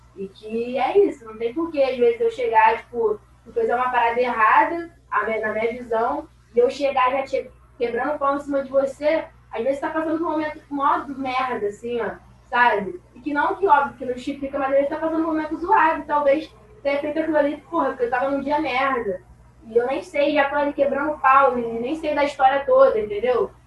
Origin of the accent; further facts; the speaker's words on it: Rio de Janeiro, Brazil; eu sou do Rio de Janeiro e fui morar no Campo Grande, na Zona Oeste.